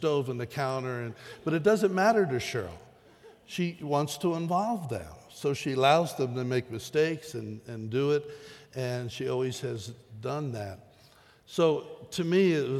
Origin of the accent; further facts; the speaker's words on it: the East, United States; moved away; memories from my childhood of growing up in the East